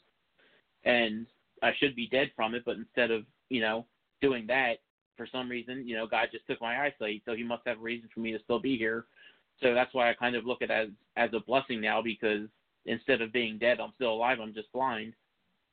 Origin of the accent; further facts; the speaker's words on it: Philadelphia suburbs, Montgomery County, Pennsylvania, United States; I grew up in the Philadelphia suburbs in Montgomery County.